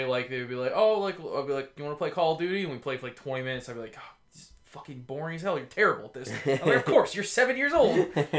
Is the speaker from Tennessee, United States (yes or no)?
yes; Tennessee, United States; also born or lived in Georgia; A good part of me comes from being growing up in the Tennessee.